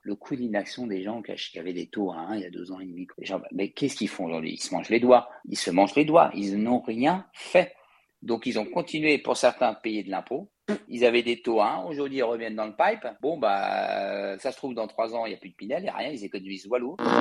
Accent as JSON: {"language": "French", "town": "Paris", "region": "Île-de-France", "country": "France", "said": "je suis parisien euh, d'origine"}